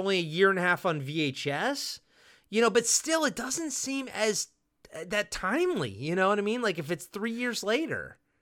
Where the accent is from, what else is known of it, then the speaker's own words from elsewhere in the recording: Maryland, United States; accent: Maryland; so many people call out my Maryland accent